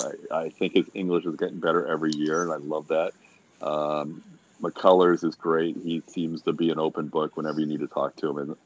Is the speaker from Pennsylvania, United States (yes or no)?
yes; Philadelphia, Pennsylvania, United States; moved away as an adult; also born or lived in Syracuse / Florida; now in Houston, United States; even though I grew up in Philadelphia and spent my college years in Syracuse